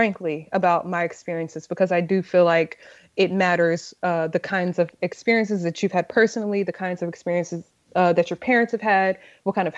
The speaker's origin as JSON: {"language": "English", "region": "Texas", "country": "United States", "moved": "yes", "lives_now": "Brooklyn, United States"}